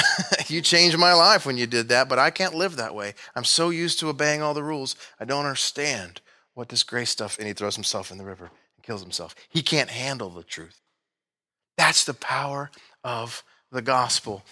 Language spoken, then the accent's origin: English; Texas, United States; moved away as an adult; now in Missouri, United States; I was from Texas, I hardly ever saw snow. But then I moved here